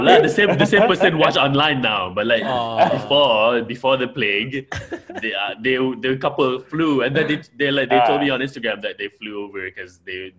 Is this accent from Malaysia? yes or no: yes; Malaysia; I am from Malaysia.